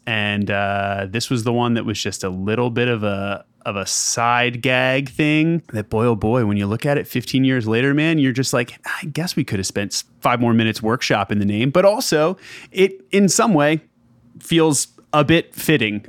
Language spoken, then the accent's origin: English; just outside Philadelphia, Pennsylvania, United States; moved away as an adult; now in Atlanta, United States; I grew up just outside Philadelphia and have pretty much up until this past summer been a Philly guy my entire life